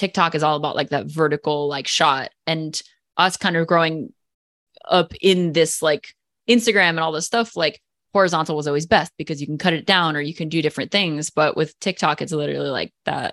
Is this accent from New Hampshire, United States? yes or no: no; New Jersey, United States; moved away as an adult; now in Hawaii, United States; I'm actually from New Jersey